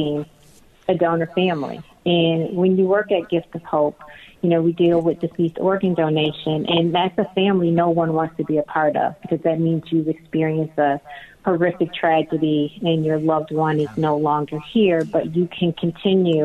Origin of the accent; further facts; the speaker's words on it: Chicago, Illinois, United States; So I actually live in Chicago, Illinois, and grew up in the suburbs of Chicago